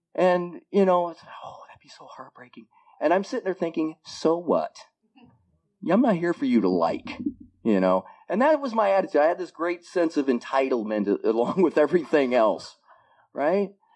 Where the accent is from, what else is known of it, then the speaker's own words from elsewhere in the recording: Iowa, United States; moved away as an adult; now in Bellingham, United States; I was born in Iowa and lived in Iowa for the first 37 years of my life